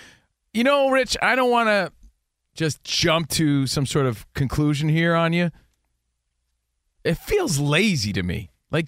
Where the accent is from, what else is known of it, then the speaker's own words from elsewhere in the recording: United States; now in Los Angeles, United States; we grew up in New York, New Jersey